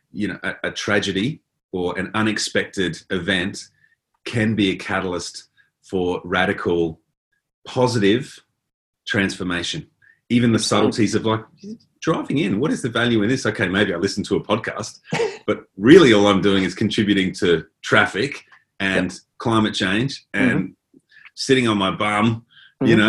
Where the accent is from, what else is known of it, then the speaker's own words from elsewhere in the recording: Adelaide, South Australia, Australia; also born or lived in Port Augusta / Port Lincoln; I grew up in Adelaide, which is not a big town. And then we moved to Port Augusta, which is a very small town, and Port Lincoln